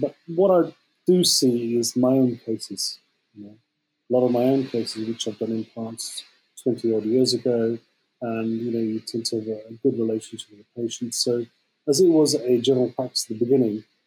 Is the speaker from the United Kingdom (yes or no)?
yes; Birmingham, West Midlands, United Kingdom; also born or lived in Liverpool; I'm actually from Birmingham